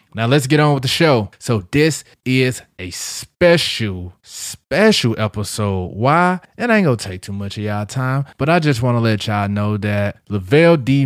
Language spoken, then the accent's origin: English; St. Louis, Missouri, United States; now in St. Cloud, United States; I'm from Saint Louis and I'm proud